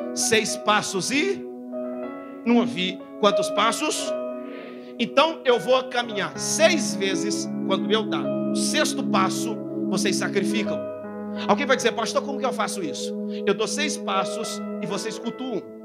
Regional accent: Fernandópolis, São Paulo, Brazil; accent: caipira; Eu sou caipira, vim da roça, cidade de Fernandópolis

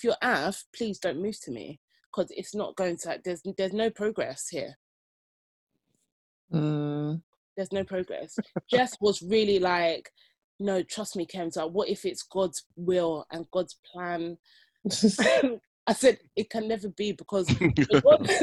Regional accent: United Kingdom; I was born and bred in Britain

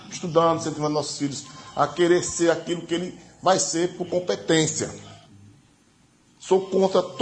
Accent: Aracaju, Sergipe, Brazil; eu sou do Bugio, nasci no, fui criado no Bugio minha adolescência com todos os meus amigos de infância, pretos, índios, brancos, todos.

